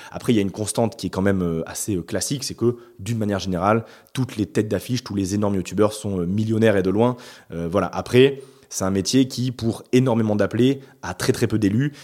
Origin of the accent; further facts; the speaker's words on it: Bordeaux, Nouvelle-Aquitaine, France; also born or lived in Paris; je suis né à Bordeaux, j'ai fait deux ans à Paris pour un stage, enfin pour de l'alternance, mais, mais je suis revenu ici